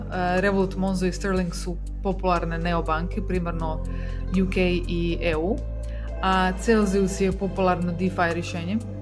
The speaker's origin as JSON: {"language": "Croatian", "town": "Zagreb", "region": "City of Zagreb", "country": "Croatia", "said": "imam 32 godine, iz Zagreba sam"}